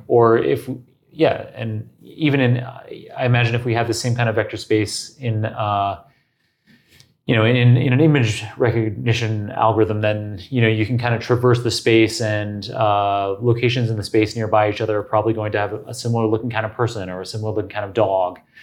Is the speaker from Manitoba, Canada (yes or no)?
no; Toronto, Ontario, Canada; the University of Toronto, my hometown